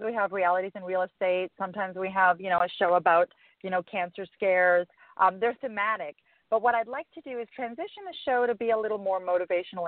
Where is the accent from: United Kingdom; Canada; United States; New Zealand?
Canada; Calgary, Alberta; moved away; I'm actually from Calgary originally.